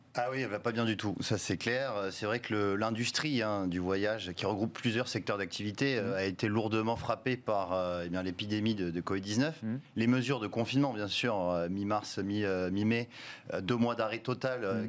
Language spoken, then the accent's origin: French; France; chez nous en France